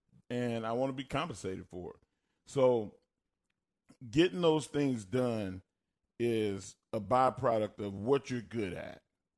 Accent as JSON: {"language": "English", "region": "Texas", "country": "United States", "accent": "Texas country twang", "said": "I have a Texas country twang accent."}